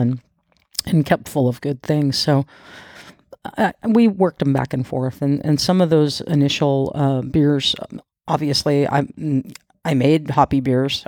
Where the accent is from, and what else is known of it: United States